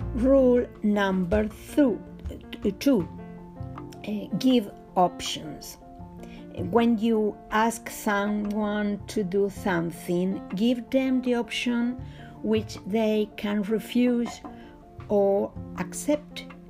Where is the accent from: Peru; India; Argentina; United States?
Argentina; I'm from Argentina and teach etiquette